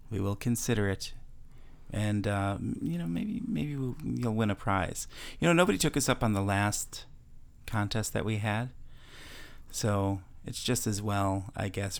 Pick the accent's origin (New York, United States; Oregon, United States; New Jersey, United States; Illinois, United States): Illinois, United States; Chicago; also born or lived in Wisconsin; now in Florida, United States; my hometown of Chicago